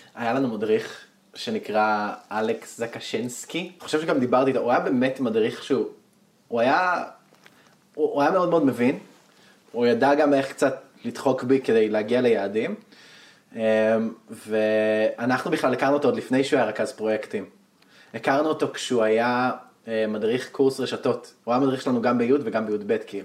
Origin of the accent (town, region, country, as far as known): Northern Israel, Israel